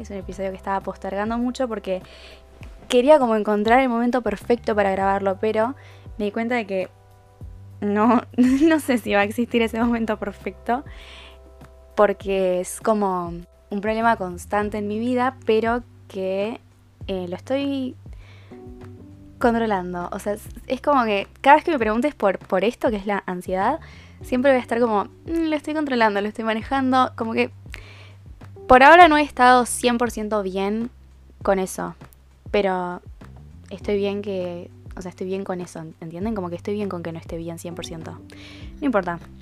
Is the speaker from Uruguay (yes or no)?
yes; Uruguay; Yo no soy argentina, soy uruguaya